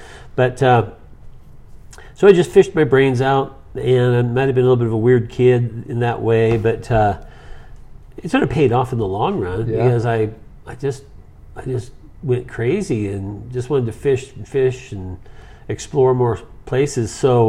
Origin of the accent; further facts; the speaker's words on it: Bellevue, Washington, United States; I grew up in a little town called Apple Valley, Washington, which is now basically part of Bellevue, Washington.